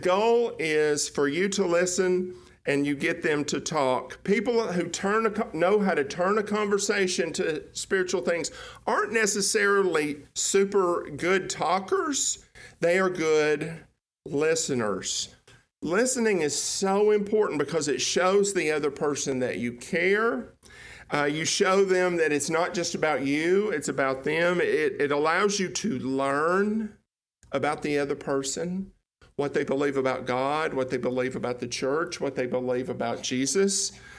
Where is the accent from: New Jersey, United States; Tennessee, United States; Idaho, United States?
Tennessee, United States; People now don't think I'm from Tennessee. They think I'm from East Texas.